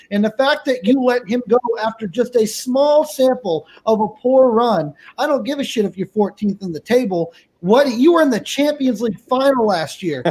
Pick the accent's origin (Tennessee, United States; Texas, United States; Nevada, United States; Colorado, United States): Texas, United States; now in Fresno, United States; I'm originally from Texas. Uh, out here in lovely Fresno, California